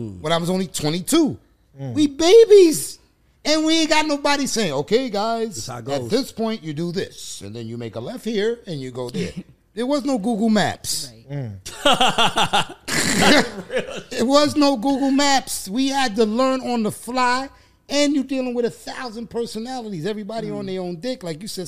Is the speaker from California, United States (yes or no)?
no; New York City, New York, United States; East Flatbush. Flatbush area